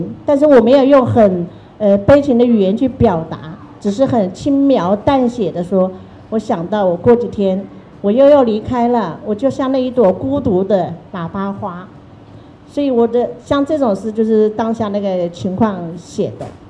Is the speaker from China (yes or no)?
yes; China; now in Taiwan; 因为我在台湾，我已经五十几岁了，我的人生一半是在。台湾生活的，久居他乡是故乡，已经台湾是我的家乡了。可是台湾没有我过去的回忆，我人生的另一半，我的回忆又在大陆。这一节台湾是没有的，我的现在是台湾，我的过去是大陆。